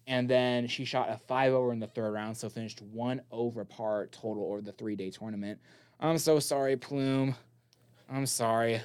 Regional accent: Las Vegas, Nevada, United States; Las Vegas, my hometown

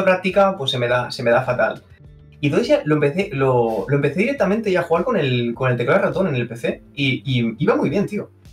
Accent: Cerdanyola del Vallès, Catalonia, Spain; soy de Sarrañola

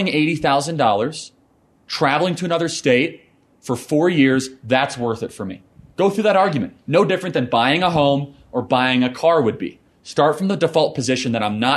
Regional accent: Northern Illinois, United States; I grew up in Northern Illinois.

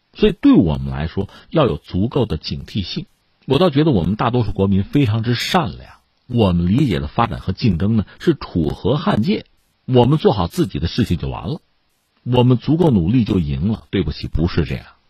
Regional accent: China; 我们中国人

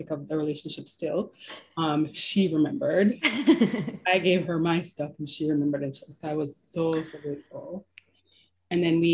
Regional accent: Jamaica; moved away as an adult; also born or lived in New York; now in Toronto, Canada; I was born and raised in Jamaica

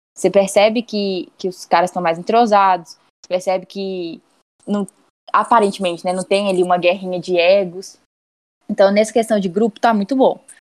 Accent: Belo Horizonte, Minas Gerais, Brazil; sou de BH

